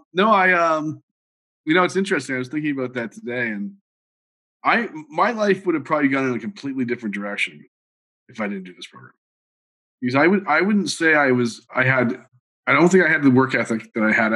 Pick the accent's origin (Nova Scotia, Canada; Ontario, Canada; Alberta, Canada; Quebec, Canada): Quebec, Canada; Montreal; I grew up in Montreal